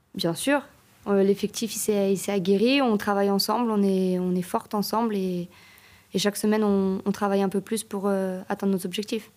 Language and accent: French; Annecy, Auvergne-Rhône-Alpes, France; moved away as an adult; now in Geneva, Switzerland; Je viens d'Annecy, mais j'ai joué à Annecy-le-Vieux